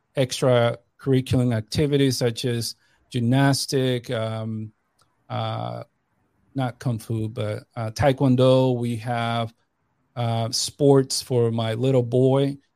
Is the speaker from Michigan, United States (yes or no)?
no; New York, United States; moved away as an adult; I grew up in New York.